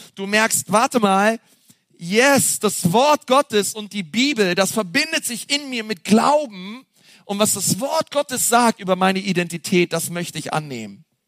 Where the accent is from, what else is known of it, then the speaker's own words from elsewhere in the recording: Berlin, Germany; now in Franconia, Germany; Ich komme ja aus Berlin